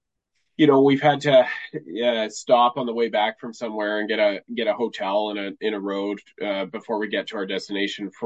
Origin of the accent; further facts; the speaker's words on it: Vancouver, British Columbia, Canada; now in Prince George, Canada; I'm originally from Vancouver